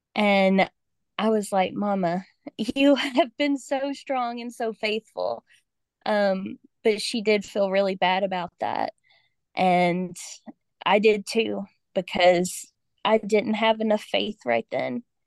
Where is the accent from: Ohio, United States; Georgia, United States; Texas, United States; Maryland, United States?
Georgia, United States; moved away as an adult; I grew up in Georgia, and my family is still in Georgia